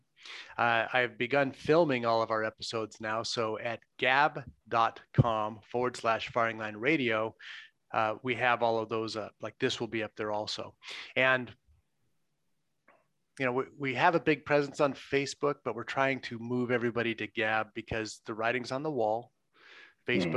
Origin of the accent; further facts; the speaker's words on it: Southern California, United States; I grew up in Southern California